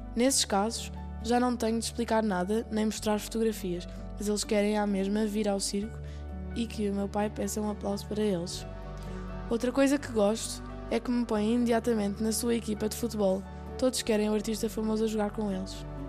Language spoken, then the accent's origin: Portuguese; Lisbon, Portugal; Eu nasci em Lisboa.